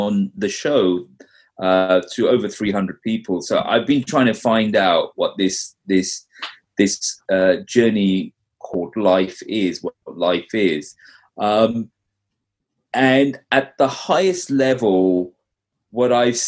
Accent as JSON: {"language": "English", "region": "London", "country": "United Kingdom", "tie": "born or raised there", "moved": "yes", "lives_now": "North Carolina, United States", "said": "I grew up in London. I've been, you know, in the US now, in North Carolina for about 15 years"}